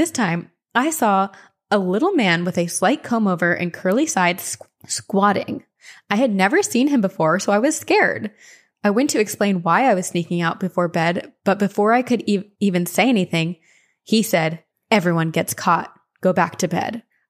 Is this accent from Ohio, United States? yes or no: yes; Cleveland, Ohio, United States; born or raised there; also born or lived in Tampa, United States